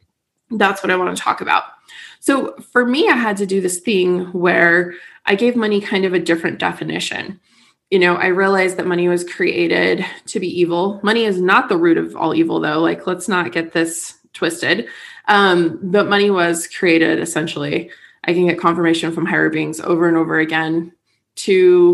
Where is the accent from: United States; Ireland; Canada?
United States; now in St. George, United States